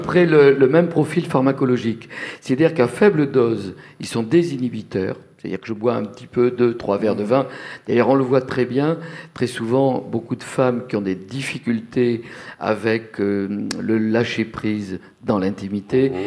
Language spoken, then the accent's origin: French; Bordeaux, Nouvelle-Aquitaine, France; now in Paris, France; j'ai le souvenir dans mon enfance à Bordeaux dans les années 50